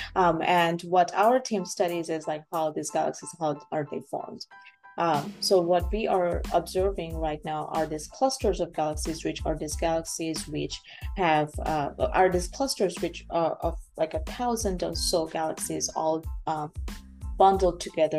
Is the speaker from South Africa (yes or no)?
no; Bangladesh; moved away as an adult; also born or lived in United States; now in Canada; I am uh, born and raised in Bangladesh.